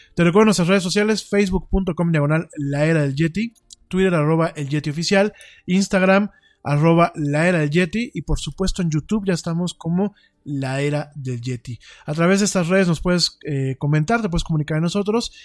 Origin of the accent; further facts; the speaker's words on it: Mexico; como el mexicano no estamos tan acostumbrados a fríos de llegar a cero